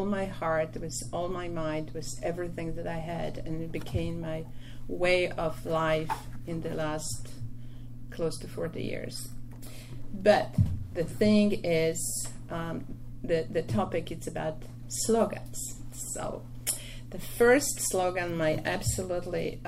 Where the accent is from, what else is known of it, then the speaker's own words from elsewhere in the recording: Poland; English is a second language; moved away as an adult; now in New York City, United States; I was born in Poland 3 years after World War II